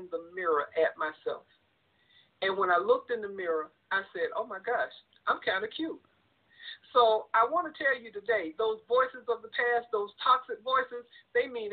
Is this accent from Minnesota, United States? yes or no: no; South Carolina, United States; When I was a little girl growing up in South Carolina